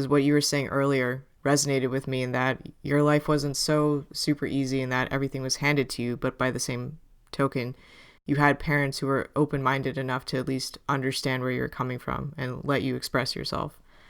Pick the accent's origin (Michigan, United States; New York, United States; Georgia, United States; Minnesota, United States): New York, United States; I'm, as a New Yorker especially, oh my God.